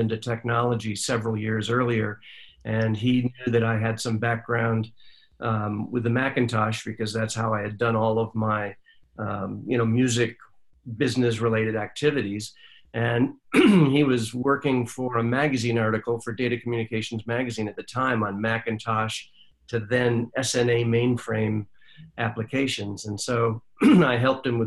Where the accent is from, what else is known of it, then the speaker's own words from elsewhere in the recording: Jamestown, New York, United States; I grew up in a sleepy little town called Jamestown, New York, upstate New York